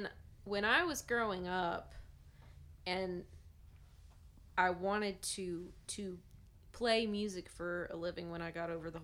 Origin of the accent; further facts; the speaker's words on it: near Nashville, Tennessee, United States; I grew up near Nashville